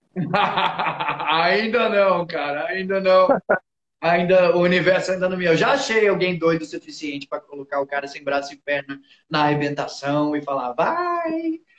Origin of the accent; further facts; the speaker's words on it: São Paulo, Brazil; moved away as an adult; Eu morei a vida toda em São Paulo